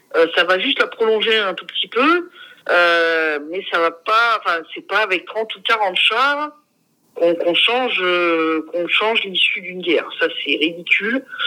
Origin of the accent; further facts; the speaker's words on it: France; moved away; mon pays natal